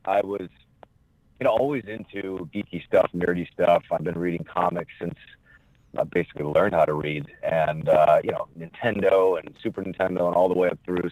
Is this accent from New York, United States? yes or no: yes; Canajoharie, New York, United States; I'm originally from upstate New York, the uh, Albany area, small town west of Albany, uh, about 2,500